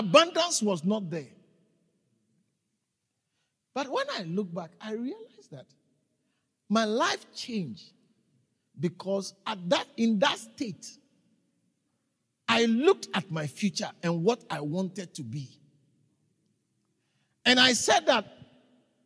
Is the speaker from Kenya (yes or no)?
no; Ghana; moved away as an adult; now in South Africa; I was raised in Ghana. And I lived there for a long time until 1997